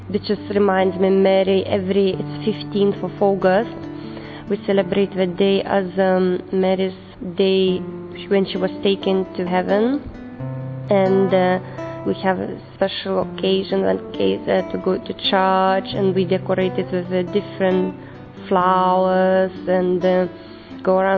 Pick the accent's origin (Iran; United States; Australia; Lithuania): Lithuania; I come from Lithuania. I'm 29 years old.